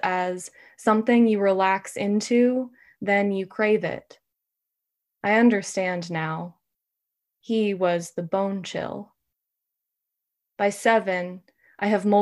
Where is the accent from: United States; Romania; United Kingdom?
United States; California; also born or lived in Brooklyn; now in Portland, United States; I am a Californian, but I'm living in Maine.